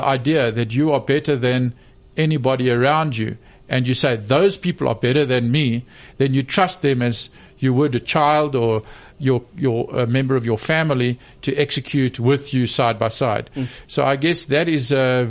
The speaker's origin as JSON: {"language": "English", "country": "South Africa", "tie": "born or raised there", "said": "I was born 1962 in South Africa and, you know, into a deeply unequal society"}